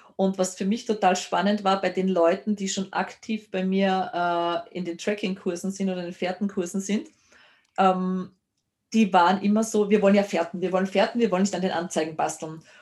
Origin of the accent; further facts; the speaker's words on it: Lower Austria, Austria; bei uns in Niederösterreich